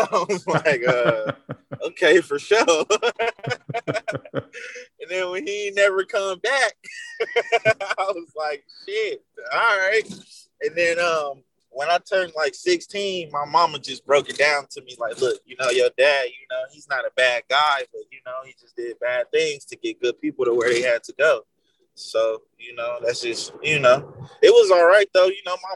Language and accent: English; the South, United States; Well, I grew up in the South, you know, in America, the South is very, very behind